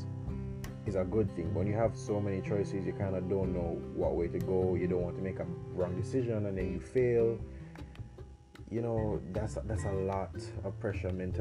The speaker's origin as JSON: {"language": "English", "country": "Jamaica", "said": "I'm 20 years old and I'm from Jamaica"}